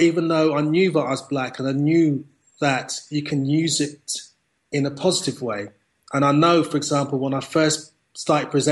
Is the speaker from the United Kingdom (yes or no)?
yes; United Kingdom; my family came from Jamaica. So I was brought up in Britain.